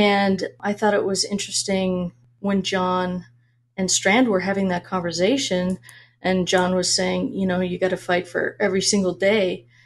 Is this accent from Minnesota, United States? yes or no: yes; Minnesota, United States; moved away as an adult; also born or lived in Washington State; now in Arizona, United States; I, I grew up in Minnesota